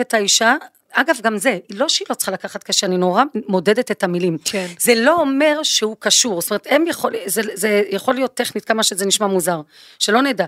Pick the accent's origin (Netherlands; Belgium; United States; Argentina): Belgium; moved away; אני באה מבלגיה